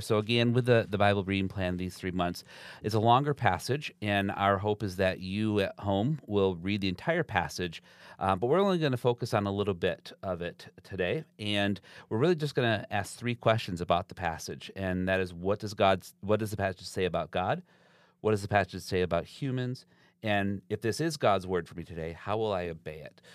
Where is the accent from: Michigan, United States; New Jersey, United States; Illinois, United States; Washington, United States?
Michigan, United States; Zeeland; I grew up in Zealand